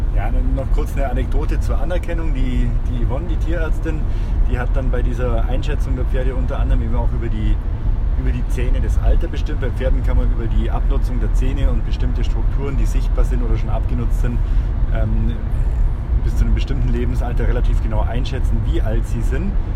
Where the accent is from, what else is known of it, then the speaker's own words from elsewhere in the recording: Germany; wir uns als Deutsche